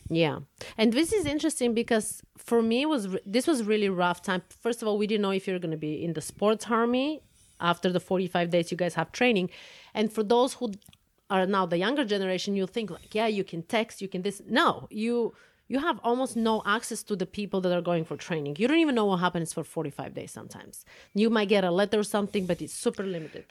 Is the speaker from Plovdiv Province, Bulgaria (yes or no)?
yes; Plovdiv, Plovdiv Province, Bulgaria; moved away as an adult; now in United States; I was born and raised in Bulgaria. Uh, I was born in the city Plovdiv